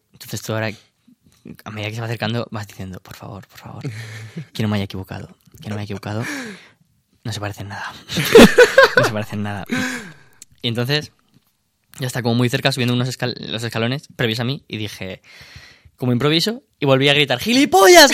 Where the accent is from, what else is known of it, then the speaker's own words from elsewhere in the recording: Albacete, Castilla-La Mancha, Spain; moved away; en mi pueblo, en Albacete